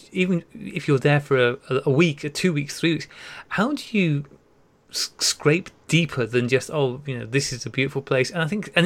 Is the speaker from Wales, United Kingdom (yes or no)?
yes; North Wales, United Kingdom; moved away; I grew up in North Wales